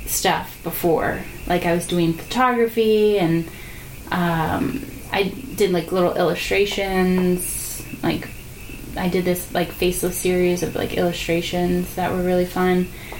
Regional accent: New Jersey, United States; moved away as an adult; also born or lived in Georgia; now in Los Angeles, United States; I'm from New Jersey, so I grew up there

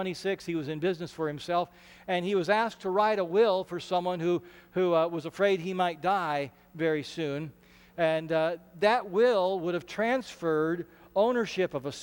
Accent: Ashland, Nebraska, United States; I grew up in Ashland, Nebraska

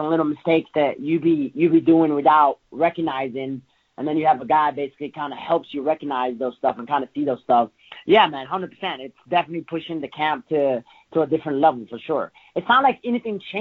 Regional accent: Morocco; moved away; I come from Africa, from Morocco

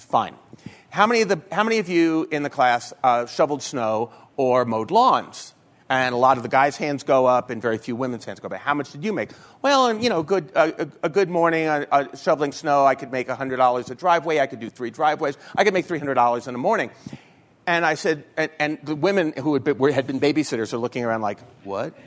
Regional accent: New York, United States; I'm from New York

